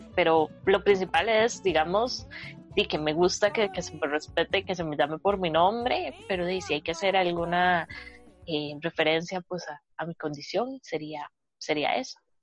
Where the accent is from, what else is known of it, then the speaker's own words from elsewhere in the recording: Costa Rica; soy de acá de Costa Rica